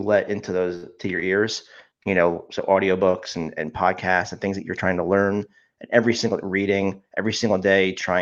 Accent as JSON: {"language": "English", "region": "New Jersey", "country": "United States", "tie": "born or raised there", "said": "I've lived in New Jersey my whole life, except for when I went to college"}